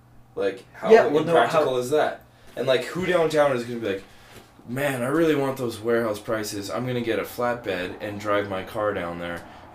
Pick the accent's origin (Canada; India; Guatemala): Canada; Ontario; now in British Columbia, Canada; I came here in 96 from Ontario. That's why I have no characteristics.